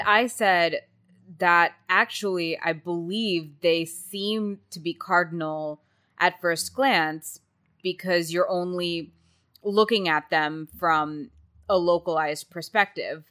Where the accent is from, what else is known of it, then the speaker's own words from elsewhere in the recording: Texas, United States; I was from Texas